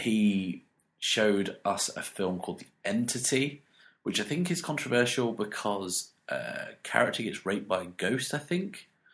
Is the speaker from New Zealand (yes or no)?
no; United Kingdom; being British